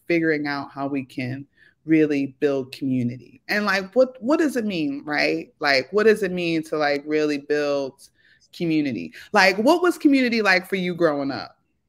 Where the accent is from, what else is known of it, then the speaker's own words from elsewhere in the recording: Philadelphia, Pennsylvania, United States; I grew up in South Philly, like, 24th and Tasker, in the 90s when Philly was known as Philadelphia.